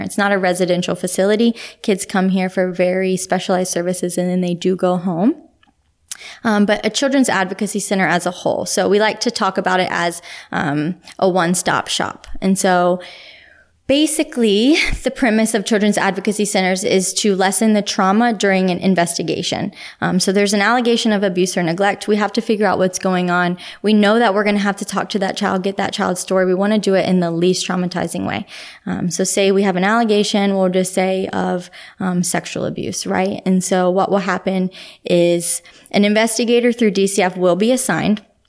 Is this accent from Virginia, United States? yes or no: yes; Richmond, Virginia, United States; also born or lived in Pennsylvania; now in Ocala, Florida, United States; I was born in Richmond, Virginia.